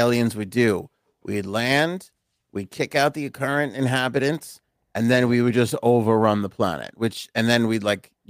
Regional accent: Ohio, United States; I'm from Ohio and never heard of this.

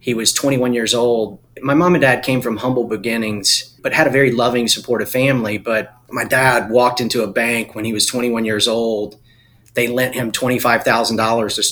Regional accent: Eastern North Carolina, United States; I was born and raised in Eastern North Carolina. I'm a farm boy

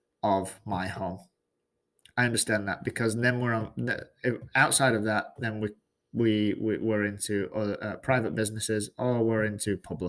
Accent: England, United Kingdom; now in Georgia, United States; It's not where I'm from. I'm from England.

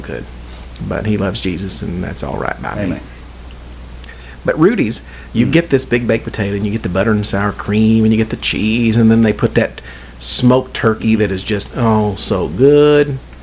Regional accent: Indiana, United States; I am from Indiana. I am not from Kentucky, even though I am nine miles north of Louisville, Kentucky

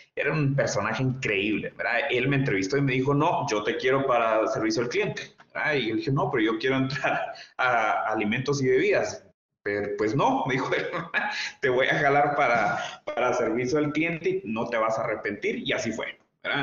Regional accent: Guatemala; joven guatemalteco

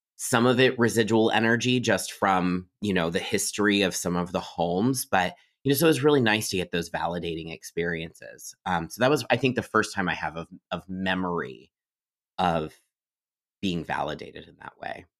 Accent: Miamisburg, Ohio, United States; I grew up in Ohio in a town called Miamisburg

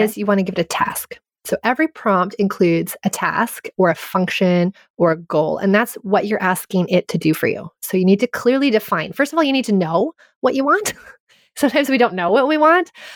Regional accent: Canada; I grew up in French immersion. I'm Canadian and I learned French grammar

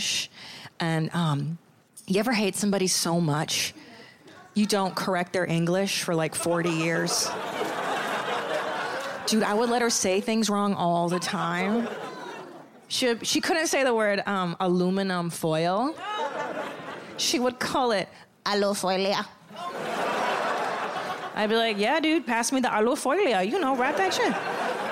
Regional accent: Los Angeles, California, United States; I'm from Los Angeles

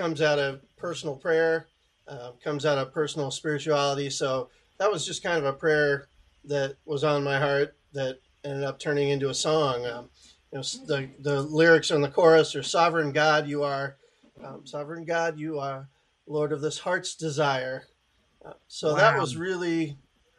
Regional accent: Scottsdale, Arizona, United States; also born or lived in Chandler, Arizona; I grew up in Scottsdale. So okay. Arizona native.

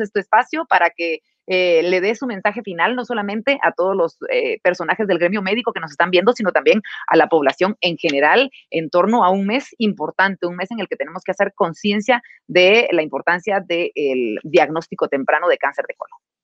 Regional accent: Guatemala

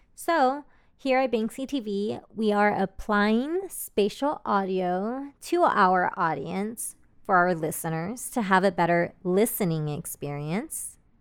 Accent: Austin, Texas, United States; I am from Austin, Texas, which is a major emerging tech hub

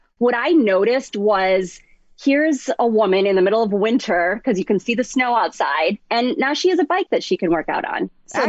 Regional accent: Chicago, Illinois, United States; I'm from Chicago

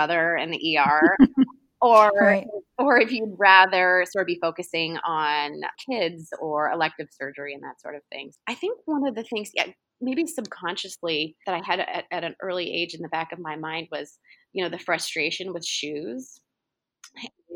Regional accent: Oklahoma City, Oklahoma, United States; moved away as an adult; I grew up in Oklahoma City, and I haven't lived in Oklahoma in almost 20 years

